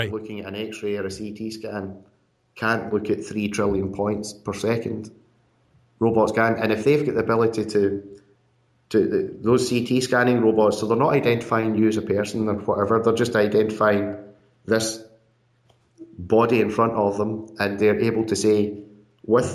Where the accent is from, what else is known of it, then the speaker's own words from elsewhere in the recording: Scotland, United Kingdom; being Scottish as well